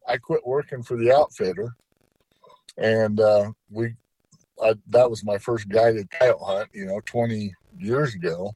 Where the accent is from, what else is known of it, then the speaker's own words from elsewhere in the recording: Utah, United States; my home state of Utah